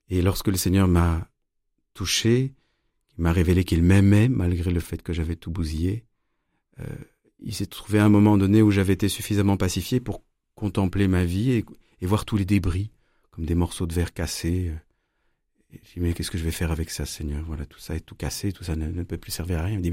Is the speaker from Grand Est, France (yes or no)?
yes; Strasbourg, Grand Est, France; born there; Bah, je suis né en 74 à Strasbourg de deux parents musiciens de très haut niveau. On a beaucoup déménagé